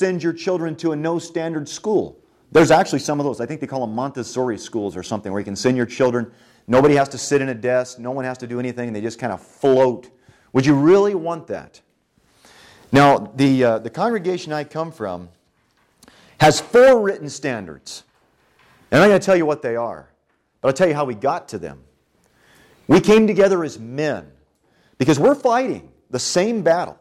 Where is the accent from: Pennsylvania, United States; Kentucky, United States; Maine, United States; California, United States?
California, United States; when I was growing up in California